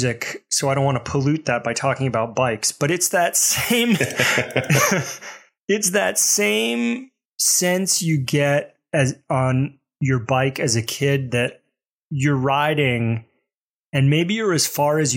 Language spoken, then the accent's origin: English; Mobile, Alabama, United States; I grew up in Alabama